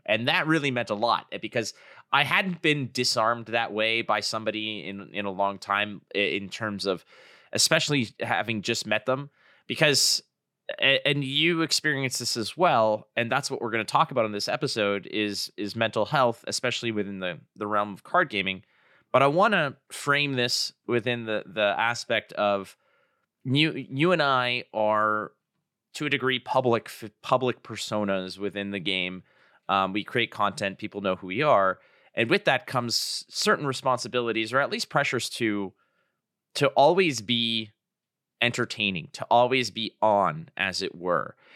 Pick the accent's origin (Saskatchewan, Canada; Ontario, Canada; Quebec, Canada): Ontario, Canada; Toronto; my hometown of Toronto